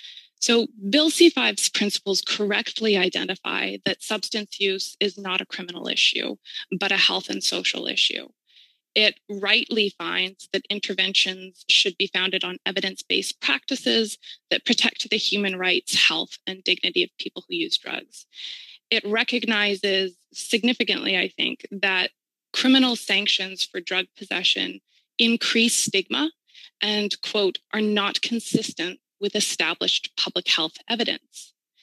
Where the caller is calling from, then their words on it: Vancouver, British Columbia, Canada; I'm joining you from Vancouver, BC, on the stolen lands of the Musqueam, Squamish, and Tsleil-Waututh Nations.